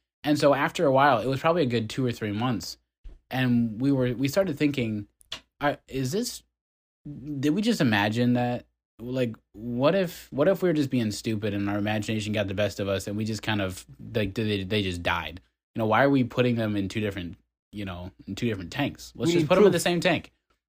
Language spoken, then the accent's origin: English; Ohio, United States; I grew up in Ohio.